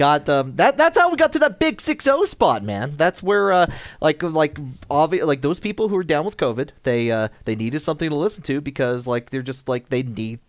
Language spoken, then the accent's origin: English; United States; I'm from America.